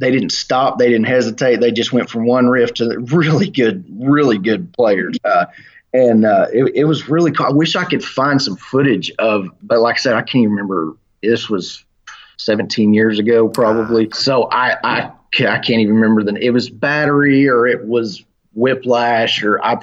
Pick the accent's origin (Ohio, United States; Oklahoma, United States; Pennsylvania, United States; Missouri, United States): Oklahoma, United States; I am from Oklahoma